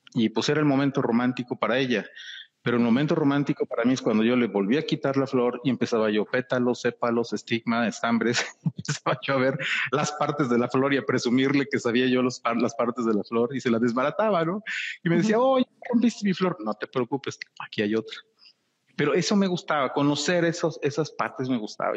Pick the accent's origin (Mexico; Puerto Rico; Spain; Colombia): Mexico; soy mexicano, amo mi país, amo mi tierra